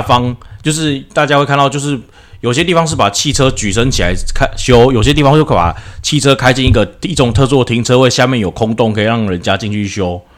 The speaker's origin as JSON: {"language": "Chinese", "country": "Taiwan", "said": "我们台湾人"}